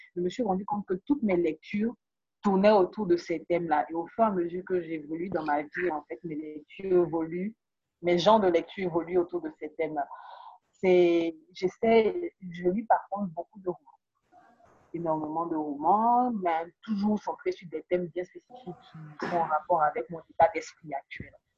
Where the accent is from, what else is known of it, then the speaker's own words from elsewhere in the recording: Côte d’Ivoire; en tant qu'ivoirien